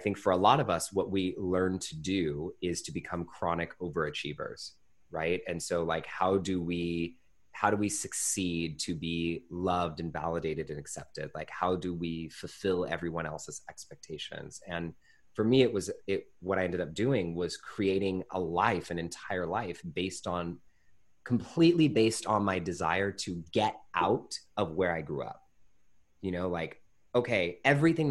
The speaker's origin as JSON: {"language": "English", "town": "Pittsburg", "region": "California", "country": "United States", "tie": "born or raised there", "said": "I grew up in the Bay Area in Northern California in a little town called Pittsburgh, California"}